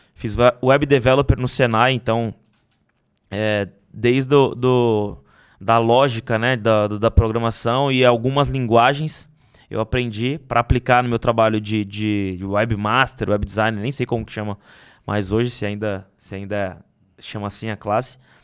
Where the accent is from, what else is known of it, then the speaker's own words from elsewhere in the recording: Guarujá, São Paulo, Brazil; sair da favela que eu cresci